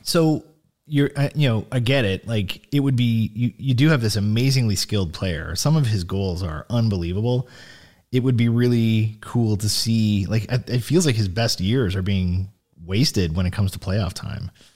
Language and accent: English; Sault Ste. Marie, Ontario, Canada; I'm from Sault Ste. Marie